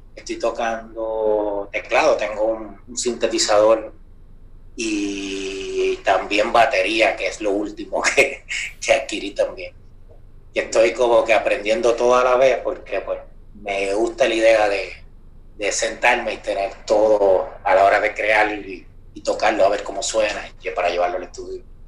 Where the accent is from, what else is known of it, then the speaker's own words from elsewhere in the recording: Moca, Puerto Rico; yo soy de Moca